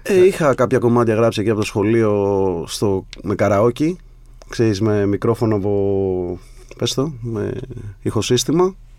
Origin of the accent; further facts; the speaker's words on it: Sparta, Peloponnese, Greece; Την πρώτη φορά που έφυγα από τη Σπάρτη